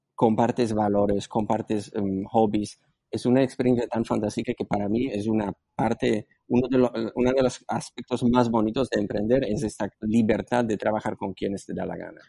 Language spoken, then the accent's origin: Spanish; Slovakia; Spanish is a second language; moved away as an adult; now in Spain; yo nací en antigua Checoslovaquia, soy eslovaco